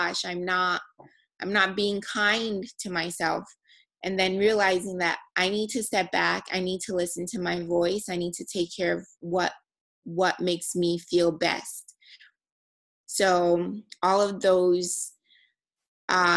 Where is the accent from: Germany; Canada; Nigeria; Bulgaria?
Nigeria; a Nigerian female. You know, growing up in a culture